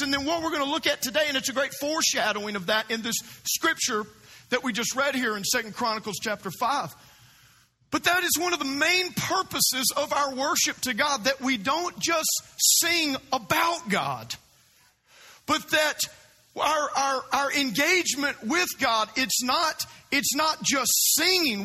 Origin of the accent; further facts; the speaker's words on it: South Louisiana, United States; now in Florida, United States; I grew up in South Louisiana